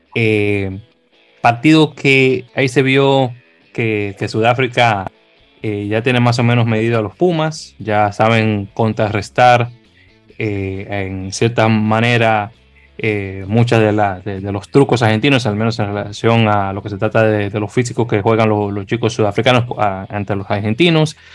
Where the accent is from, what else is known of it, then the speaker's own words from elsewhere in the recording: Dominican Republic; siendo dominicanos